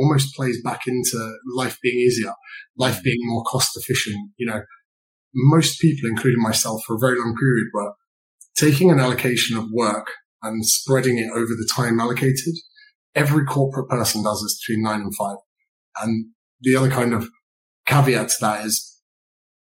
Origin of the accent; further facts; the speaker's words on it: Berkshire, South East England, United Kingdom; I grew up in a county in the UK called Berkshire